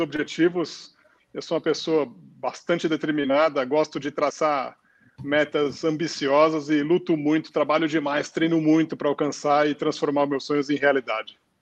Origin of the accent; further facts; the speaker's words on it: São Paulo, Brazil; eu sou de São Paulo, estou com 48 anos